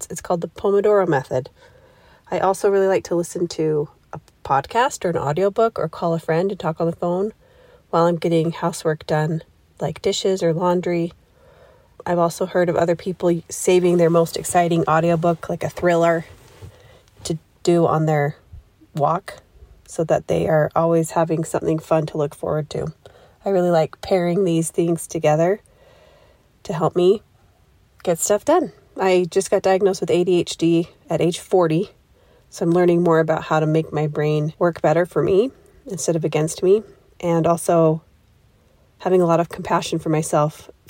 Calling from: Highland, Utah, United States; Hi, I'm … from Highland, Utah, and I love the tip

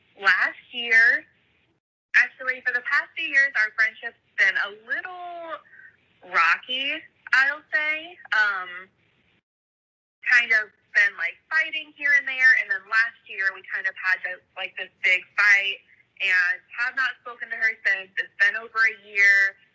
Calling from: Cincinnati, Ohio, United States; I am from Cincinnati, Ohio.

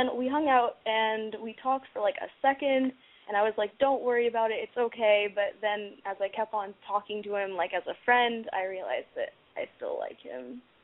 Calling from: Studio City, California, United States; I live in Studio City, and I'm 16.

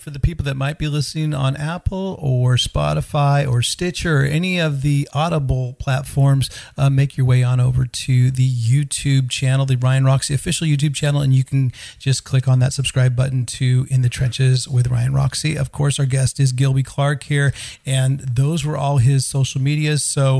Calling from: Sweden; I mean, I'm recording this from Sweden, so I'm basically starting my evening already.

